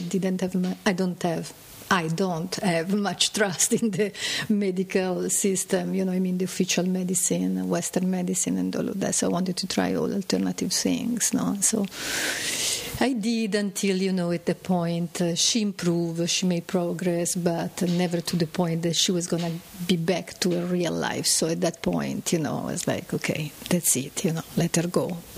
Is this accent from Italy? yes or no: yes; Milan, Lombardy, Italy; From Milan.